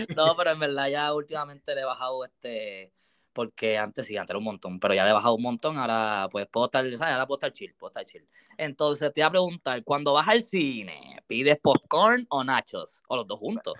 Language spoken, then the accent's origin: Spanish; Aguas Buenas, Puerto Rico; also born or lived in Caguas, Puerto Rico; yo soy de Agua Buena, pues ya soy de Agua Buena, Agua Buena, Cagua, porque me crié Agua Buena, pero también Cagua